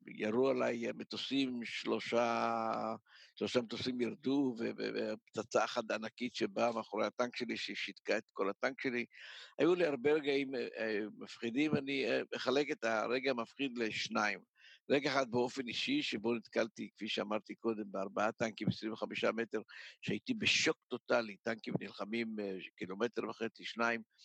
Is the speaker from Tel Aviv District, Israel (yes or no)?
no; Ness Ziona, Central District, Israel; יליד נס ציונה, ההורים שלי עלו ב-1925 מתימן. אה, גדלתי בנס ציונה כל חיי